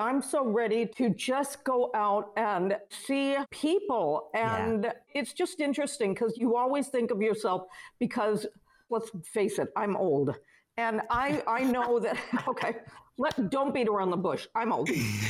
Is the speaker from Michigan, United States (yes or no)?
no; Los Angeles, California, United States; also born or lived in London / New York; I grew up in Los Angeles, London, and New York because my mom was always on the road.